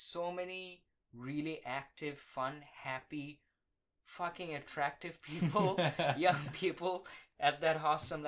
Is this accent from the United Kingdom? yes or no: no; India; moved away as an adult; now in Austin, United States; I grew up in India.